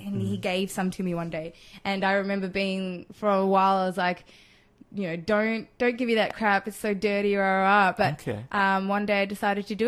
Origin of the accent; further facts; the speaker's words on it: Australia; also born or lived in Chile; when I came here to Australia, I kind of brought over that energy of South America, I guess, and growing up with a whole bunch of white kids in a white suburb